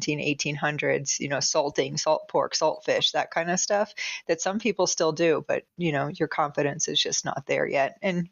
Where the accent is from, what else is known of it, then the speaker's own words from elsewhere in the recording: Florida, United States; I'm from Florida.